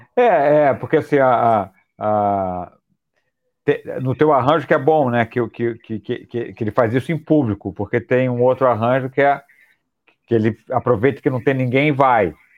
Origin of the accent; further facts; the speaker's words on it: Rio de Janeiro, Brazil; nós cariocas